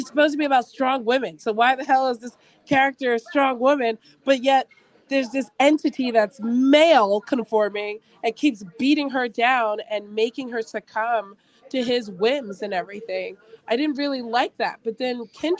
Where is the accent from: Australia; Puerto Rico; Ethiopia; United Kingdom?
United Kingdom; England; accent: English; now in United States; I actually grew up in England.